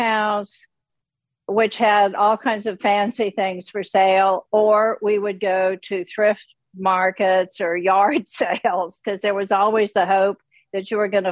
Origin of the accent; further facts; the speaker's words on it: Richmond, Virginia, United States; moved away as an adult; also born or lived in New York; I grew up in Richmond, Virginia